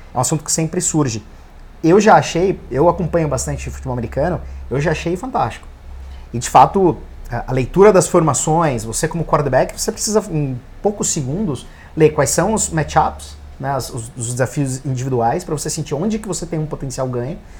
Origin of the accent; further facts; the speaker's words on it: Brazil; Como brasileiro